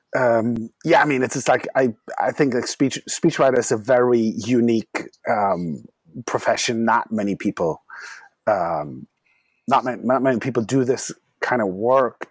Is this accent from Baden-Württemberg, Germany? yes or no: no; Düsseldorf, North Rhine-Westphalia, Germany; moved away as an adult; also born or lived in Frankfurt; now in Berlin, Germany; Dusseldorf is my hometown